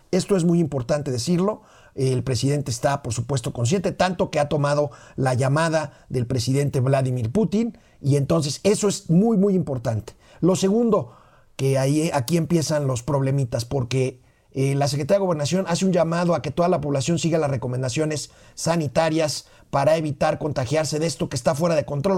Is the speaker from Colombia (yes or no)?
no; Mexico